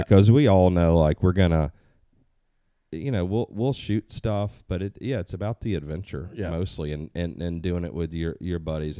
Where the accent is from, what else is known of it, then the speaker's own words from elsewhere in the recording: Southern United States, United States; I growing up in the South, we see turkeys.